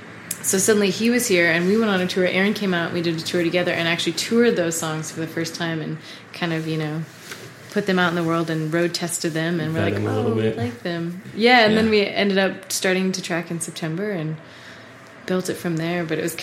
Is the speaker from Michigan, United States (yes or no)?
no; New York, United States; moved away as an adult; now in Colorado, United States; we are from New York